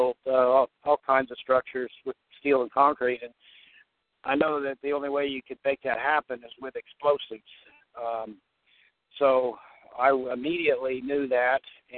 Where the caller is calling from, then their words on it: Newport, Kentucky, United States; I'm calling from Newport, Kentucky.